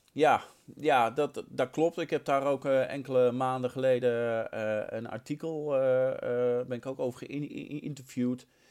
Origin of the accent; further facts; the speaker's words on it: Utrecht, Netherlands; also born or lived in Nieuwegein; mijn eerste scheidsrechtersvak, regio Utrecht. Ehm, ik ben geboren in de Meren